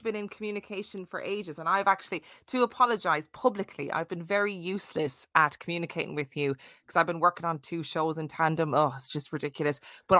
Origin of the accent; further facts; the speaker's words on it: Ireland; And I went to a Catholic primary school growing up in Ireland.